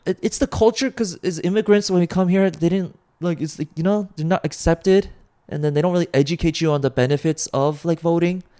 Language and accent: English; United States; I'm an American